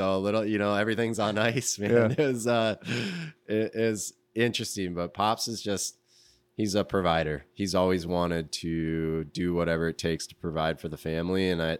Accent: Alaska, United States; now in Grand Rapids, United States; My earlier years, I was born in Alaska and grew up.

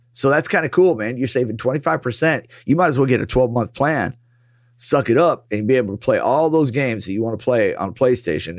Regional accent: United States; as an American yeah. as American citizens

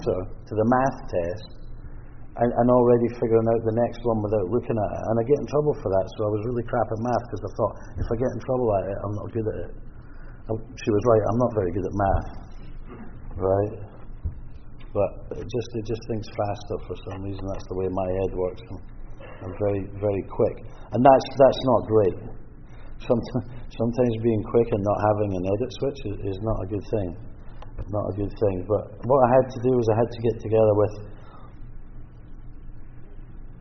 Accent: Scotland, United Kingdom; now in British Columbia, Canada; I'm Scottish

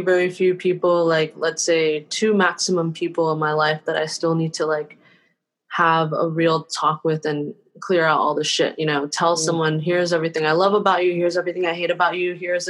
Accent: Taiwan; born there; moved away; my parents were immigrants from Taiwan who were, and I was born in Taiwan.

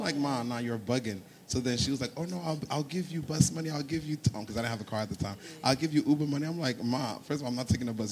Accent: Ghana; moved away; also born or lived in New Jersey; I'm originally from Ghana

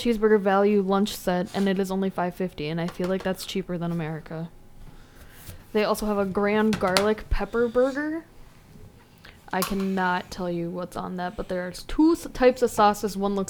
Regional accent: United States; I'm fucking American.

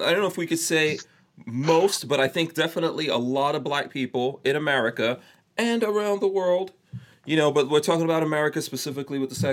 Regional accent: New York, United States; I grew up in New York

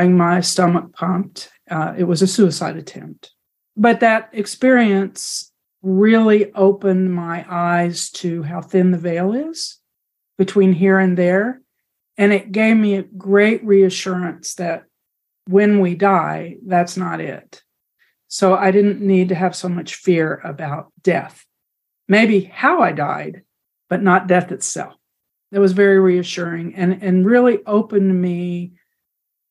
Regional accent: the panhandle of Texas, United States; moved away; I grew up in the Southern Baptist Church in the panhandle of Texas

